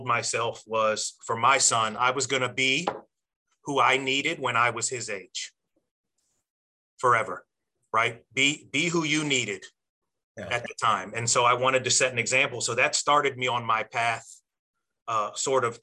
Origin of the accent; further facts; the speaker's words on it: Alexandria, Virginia, United States; I was born and raised in Alexandria, Virginia